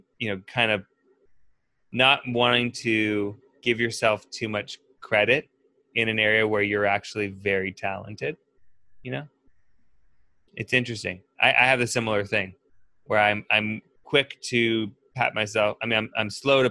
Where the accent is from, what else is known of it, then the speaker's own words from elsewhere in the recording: California, United States; I'm from California